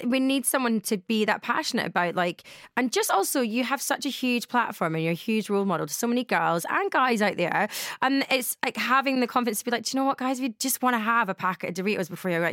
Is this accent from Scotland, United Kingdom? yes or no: yes; Glasgow, Scotland, United Kingdom; I'm from Glasgow, I would usually say ghetto rather than girl